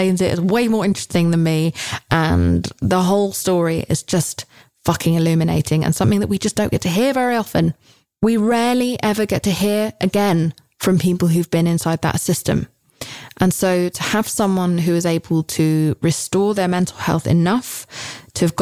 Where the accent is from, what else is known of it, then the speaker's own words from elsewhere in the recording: United Kingdom; as a Brit